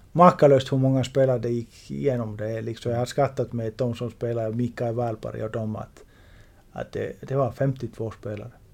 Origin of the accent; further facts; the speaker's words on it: Finland; i Finland i Juleå Borg, min hemstad